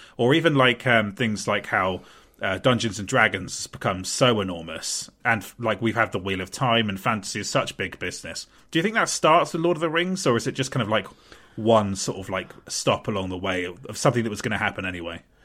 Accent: Portsmouth, South East England, United Kingdom; born or raised there

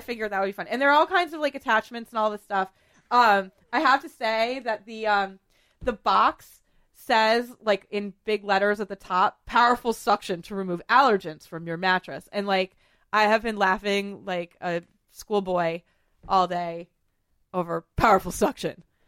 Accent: New England, United States; I'm from New England

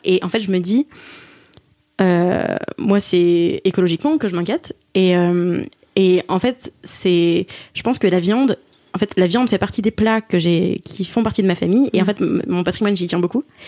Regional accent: Alsace, Grand Est, France; je suis alsacienne et Philippines

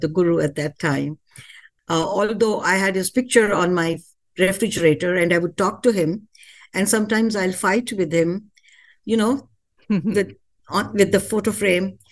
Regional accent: India; moved away as an adult; now in United States; Being an Indian

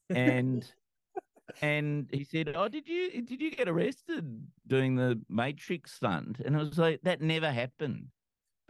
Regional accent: New South Wales, Australia; growing up in New South Wales

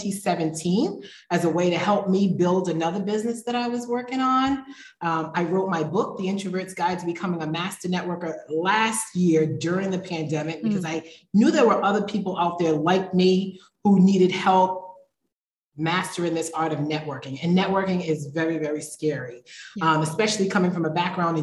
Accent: Providence, Rhode Island, United States; moved away as an adult; also born or lived in Philadelphia, Pennsylvania / North Carolina; now in Mexico; So I was born in Philadelphia, Pennsylvania. I was raised in Providence, Rhode Island

